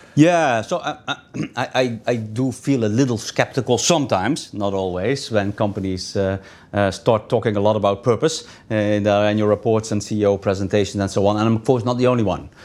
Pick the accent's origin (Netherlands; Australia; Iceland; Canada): Netherlands; English is a second language; moved away; I'm originally from the Netherlands